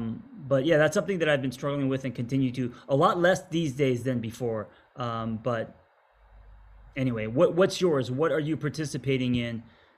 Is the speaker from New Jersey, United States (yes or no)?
no; Los Angeles, California, United States; me growing up in Los Angeles